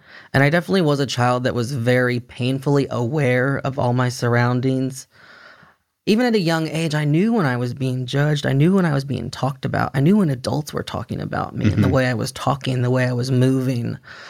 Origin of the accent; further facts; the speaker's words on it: Texas, United States; I'm from Texas.